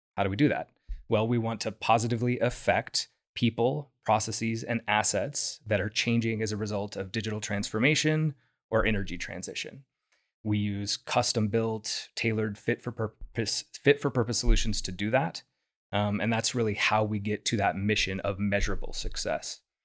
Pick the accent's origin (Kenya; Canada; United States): United States; Houston, Texas; moved away as an adult; I'm from Houston originally, and so is my wife. And we wanted to come back here